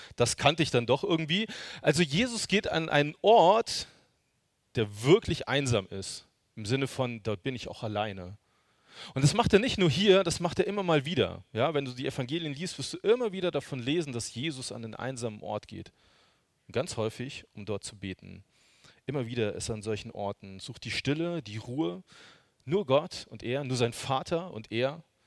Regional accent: Hesse, Germany; now in Görlitz, Germany; Die wohnen in Hessen, also ich bin gebürtiger Hesse

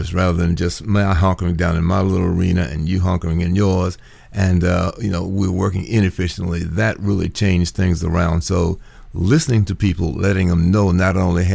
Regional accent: Washington, District of Columbia, United States; moved away; I'm originally from Washington, D.C., and worked in federal government

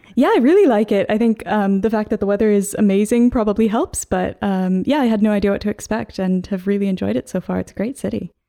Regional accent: Seattle, Washington, United States; moved away as an adult; also born or lived in Hong Kong; now in London, United Kingdom; I'm originally from Seattle, so the northwest corner

